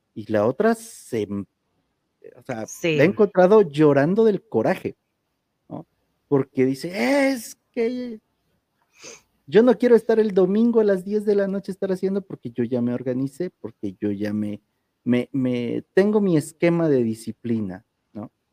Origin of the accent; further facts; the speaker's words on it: Oaxaca, Mexico; mil ocho mil decimos aquí en Oaxaca